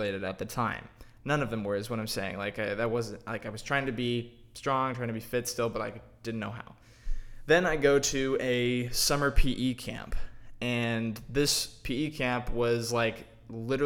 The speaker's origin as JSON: {"language": "English", "town": "Dallas", "region": "Texas", "country": "United States", "said": "I'm from Dallas."}